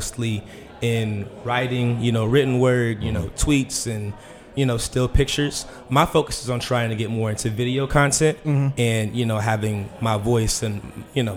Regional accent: Woodbridge, Virginia, United States; I am from Woodbridge, like an hour south

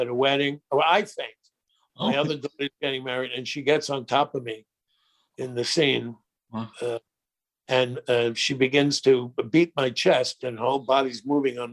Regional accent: New York, United States; I'm from New York

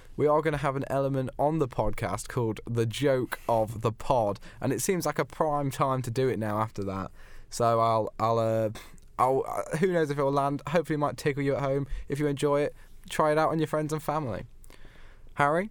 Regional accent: United Kingdom; as a Brit

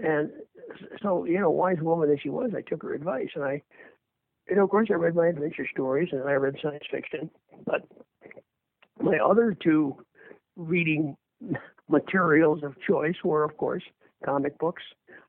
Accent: Earlville, Illinois, United States; moved away as an adult; also born or lived in Berwyn, Illinois; now in Boston, United States; I grew up in a little farm town called Earlville, Illinois, which is 72 miles kind of southwest of Chicago

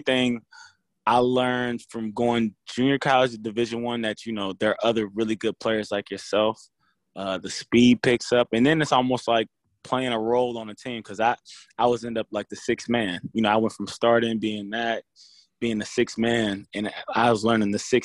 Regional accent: Indiana, United States; I'm from Indiana.

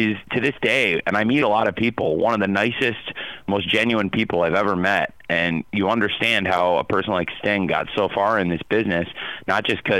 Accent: Champaign, Illinois, United States; I grew up in Champaign, Illinois, around the college football and college basketball teams of the University of Illinois.

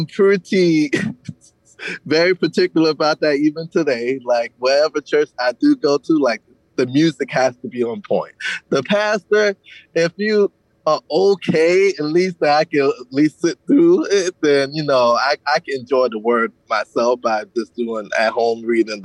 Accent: Savannah, Georgia, United States; also born or lived in Clio, Georgia; I grew up in, it's like a combination of Savannah, Georgia, and a small town called Clio, Georgia

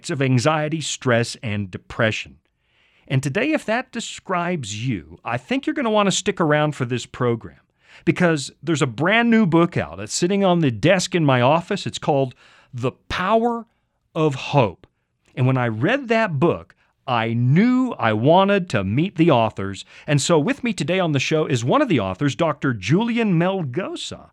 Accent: Canada; now in United States; up in Canada like I used to, that's my home country

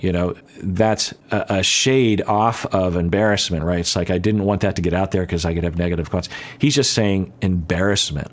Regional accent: United States; I'm an American citizen.

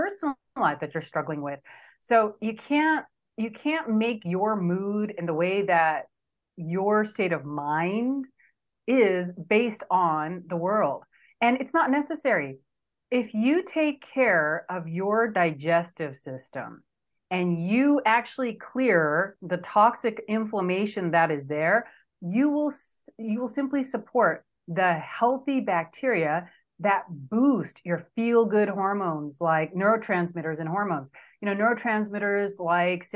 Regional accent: Southern California, United States; accent: California; also born or lived in India; I came here when I was 4 years old, here being Southern California, and I was raised here most of my life.

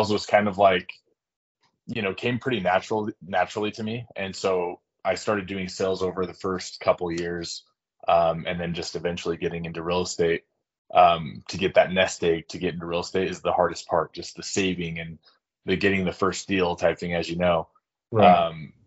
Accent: Sandy, Utah, United States; I'm from Sandy, Utah

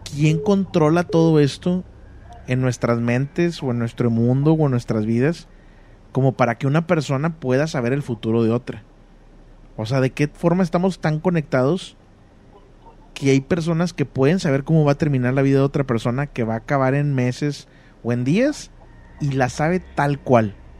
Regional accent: Monterrey, Nuevo León, Mexico; yo nací en Monterrey y viví casi toda mi vida en Monterrey

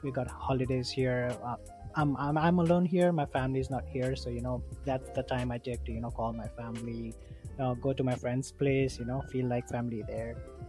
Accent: India; moved away as an adult; also born or lived in London, Ontario / Montreal, Quebec; now in Hamilton, Canada; I'm originally from India. Came here like 5-6 years ago in Canada.

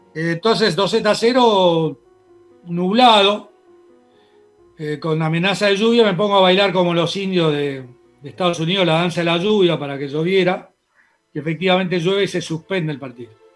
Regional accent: Argentina; also born or lived in Spain; Viví acá desde los tres años hasta hoy

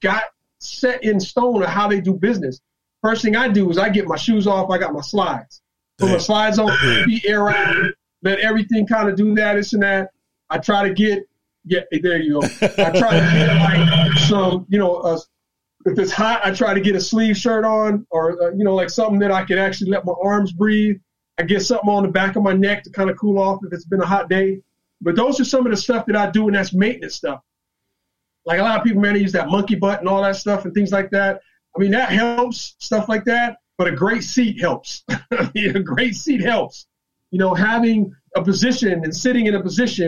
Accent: California, United States; now in North Carolina, United States; I'm from California

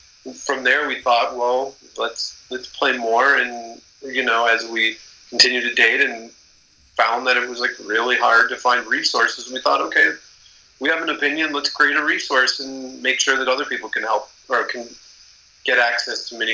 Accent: Minnesota, United States; I grew up in Minnesota playing in the northwestern suburbs

